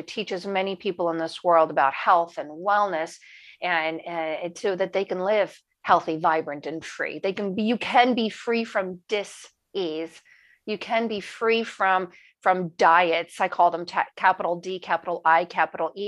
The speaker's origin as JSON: {"language": "English", "region": "New Jersey", "country": "United States", "also_born_or_lived": "Italy / Maryland", "moved": "as an adult", "said": "So I moved back to the States and I lived with my sister in Maryland. I'm from New Jersey"}